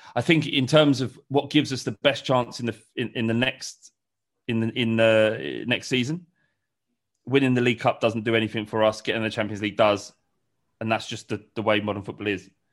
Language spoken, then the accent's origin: English; London, United Kingdom; I grew up in Holloway. I grew up around Highbury